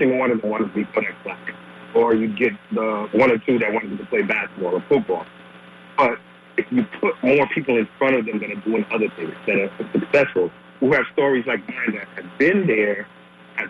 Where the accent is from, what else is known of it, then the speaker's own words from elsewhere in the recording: Massachusetts, United States; I'm originally from Massachusetts, and I grew up in the neighborhood that wasn't the greatest to start my life.